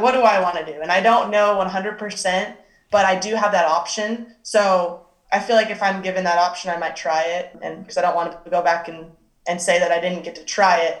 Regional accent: Arizona, United States; moved away as an adult; I'm from Arizona

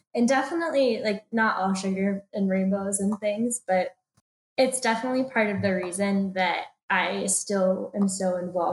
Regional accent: Dallas, Texas, United States; moved away as an adult; also born or lived in Athens, Georgia; now in Atlanta, United States; I grew up in Dallas, Texas, so moving to the University of Georgia for school was kind of a big jump for me

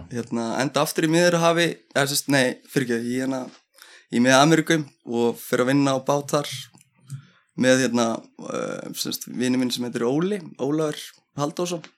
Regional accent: Keflavík, Southern Peninsula, Iceland; also born or lived in Njarðvík; ég er enda fættur uppalinn allir í keflæk en ég flytti í Njárvíkunar

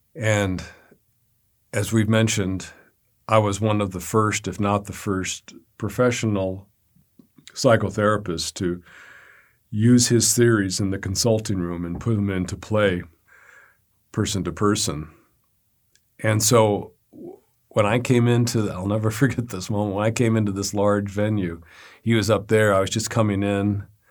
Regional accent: Montana, United States; I'm from Montana

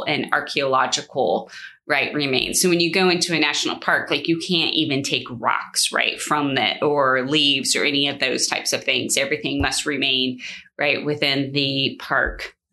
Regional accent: California, United States; I grew up in California, and so we were like an hour from Sequoia, a couple of hours from Yosemite

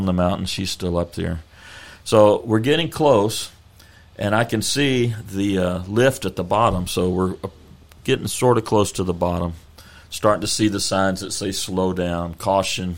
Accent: Texas, United States; we're from Texas

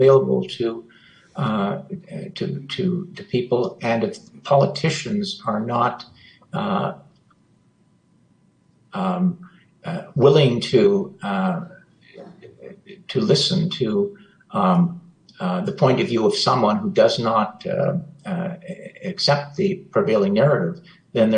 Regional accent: Canada; as a Canadian

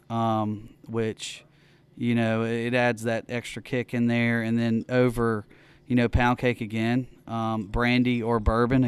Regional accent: Oxford, Mississippi, United States; also born or lived in New Orleans; I'm from Oxford, so I grew up again with Bud Light, Coors Light

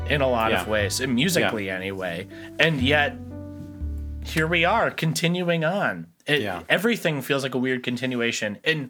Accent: Midwest, United States; I'm from the Midwest

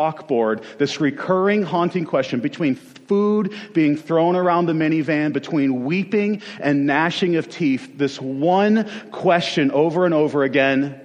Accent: Western New York, United States; I am originally from Western New York

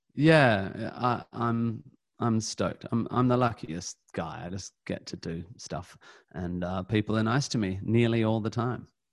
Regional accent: Perth, Western Australia, Australia; moved away; I come from Perth

